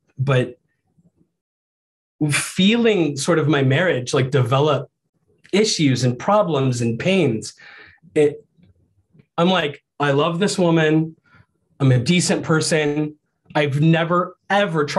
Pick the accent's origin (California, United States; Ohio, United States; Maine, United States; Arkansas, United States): Ohio, United States; also born or lived in Iowa; I grew up in Ohio, about 500 miles away from my dad